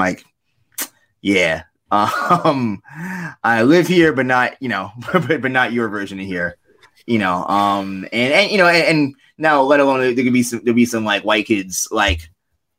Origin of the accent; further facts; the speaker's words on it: New York City, New York, United States; I grew up in a neighborhood called Forest Hills